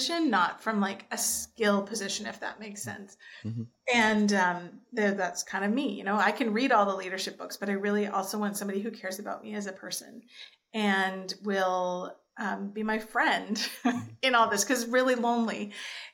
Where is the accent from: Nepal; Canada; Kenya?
Canada; Nanaimo, British Columbia; moved away as an adult; also born or lived in Germany; now in Ontario, Canada; I grew up on Vancouver Island. I was born and raised in Nanaimo, grew up on Vancouver Island.